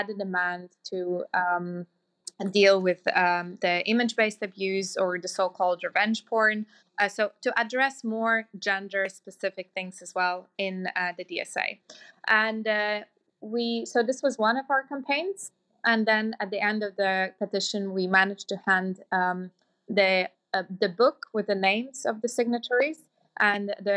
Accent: Latvia; moved away; I come from Latvia

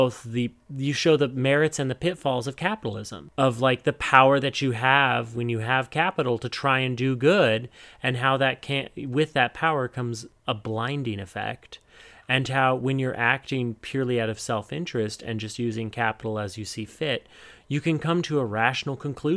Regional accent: Montana, United States; I'm from Montana and I grew up around the beef industry

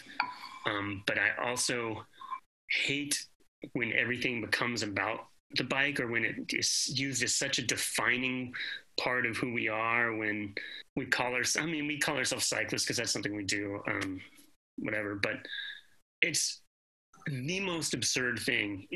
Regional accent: Atlanta, Georgia, United States; now in Greensboro, United States; I grew up in Atlanta

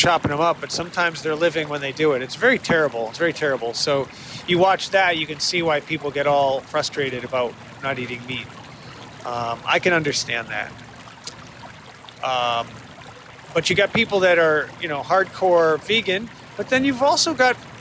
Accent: Connecticut, United States; now in Boston area, United States; I grew up in Connecticut, and I grew up a Yankee fan

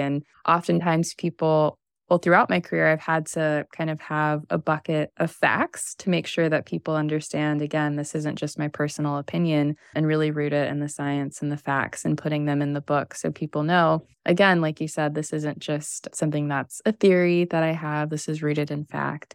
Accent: Missouri, United States; coming from the Midwest, I grew up in Missouri

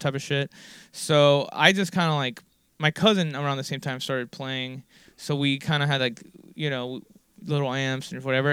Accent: Miami, Florida, United States; born or raised there

